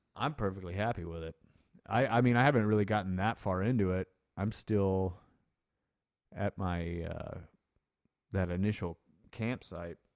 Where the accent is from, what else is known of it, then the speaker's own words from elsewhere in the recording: United States; we're from the United States